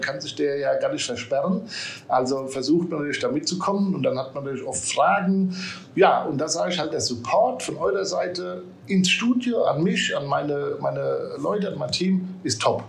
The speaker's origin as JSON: {"language": "German", "town": "Aschaffenburg", "region": "Bavaria", "country": "Germany", "tie": "born or raised there", "said": "gebürtig aus Aschaffenburg, komme auch aus Aschaffenburg"}